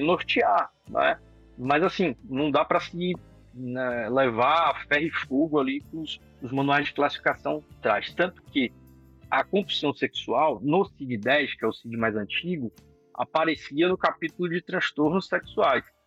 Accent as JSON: {"language": "Portuguese", "town": "Salvador", "region": "Bahia", "country": "Brazil", "moved": "as an adult", "lives_now": "São Paulo, Brazil", "said": "sou de Salvador, Bahia."}